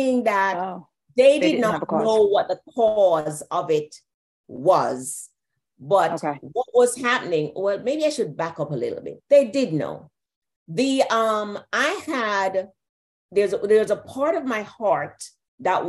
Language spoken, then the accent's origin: English; Jamaica; I'm from Jamaica